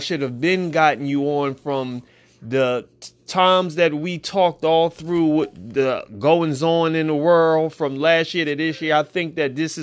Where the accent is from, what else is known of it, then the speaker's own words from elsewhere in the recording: Philadelphia, Pennsylvania, United States; Gilbert and myself, we hail from South Philadelphia. We went to this great, great, great Afro-American Catholic school called St. Charles